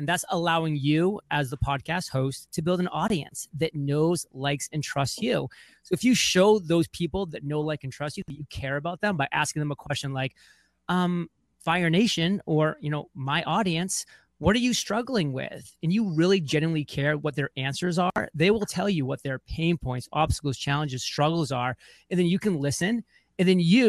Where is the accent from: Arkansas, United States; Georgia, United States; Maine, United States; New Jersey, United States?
Maine, United States; Lyman; born or raised there; moved away as an adult